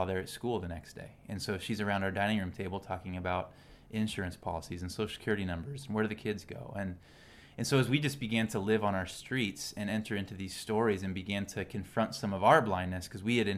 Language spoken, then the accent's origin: English; Salinas, California, United States; also born or lived in San Diego, California; I grew up in Salinas, California, which is known as the lettuce capital of the world.